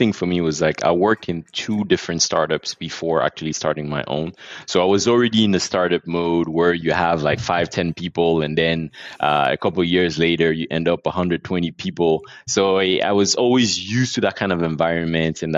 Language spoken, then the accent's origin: English; Abidjan, Côte d’Ivoire; We're based here. I was born and raised here, and I live here with my family.